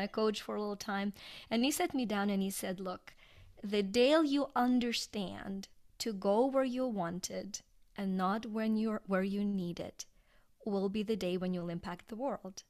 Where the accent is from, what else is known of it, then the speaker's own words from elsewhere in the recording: Ukraine; English is a second language; moved away as an adult; now in United States; I was born in Ukraine and, uh, grew up there, went to school there